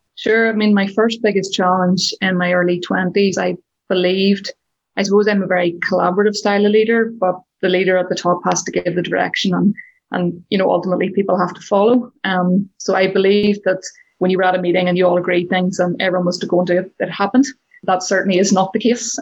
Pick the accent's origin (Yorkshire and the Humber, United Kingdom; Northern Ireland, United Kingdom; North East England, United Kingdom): Northern Ireland, United Kingdom; So I grew up in the countryside in Northern Ireland.